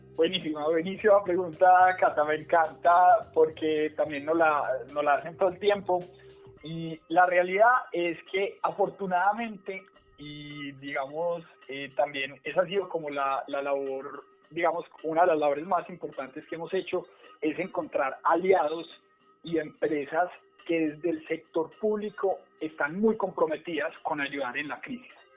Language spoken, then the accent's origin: Spanish; Bogotá, Colombia; moved away as an adult; now in Medellín, Colombia; soy de Bogotá, pero vivo en Medellín hace un poco más de, de seis meses